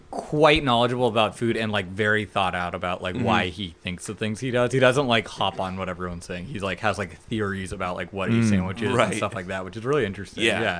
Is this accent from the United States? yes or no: no; Mexico; I'm not from the Midwest. I am from Mexico.